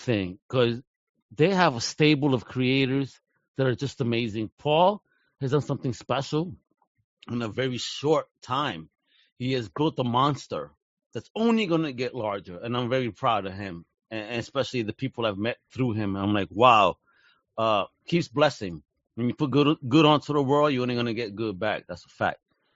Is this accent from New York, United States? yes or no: yes; New York, United States; moved away; being a Puerto Rican kid growing up in New York